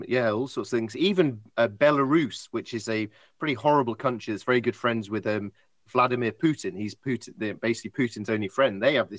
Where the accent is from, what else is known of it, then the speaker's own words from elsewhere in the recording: United Kingdom; this is me being British and positive.